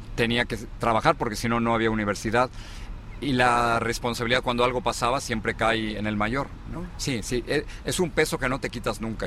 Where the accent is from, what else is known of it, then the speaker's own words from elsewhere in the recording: Mexico City, Mexico; moved away as an adult; also born or lived in Los Angeles / Miami; now in United States; me tocó eh, en la Ciudad de México y mm, crecí en el al norte de la Ciudad de México